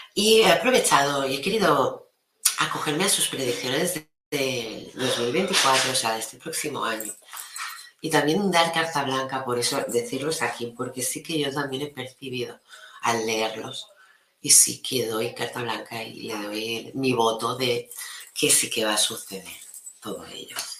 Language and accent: Spanish; Maresme, Catalonia, Spain; mi pueblo